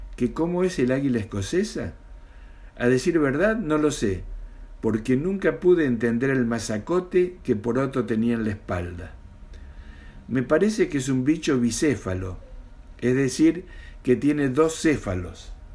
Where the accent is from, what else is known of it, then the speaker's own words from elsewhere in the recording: Mendoza, Argentina; now in Buenos Aires, Argentina; nací en Mendoza y vivo en Capital Federal de la República Argentina